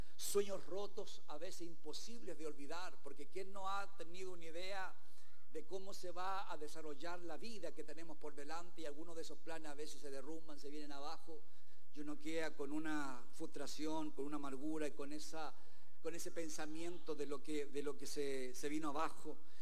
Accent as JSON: {"language": "Spanish", "country": "Chile", "said": "aquí en nuestro país"}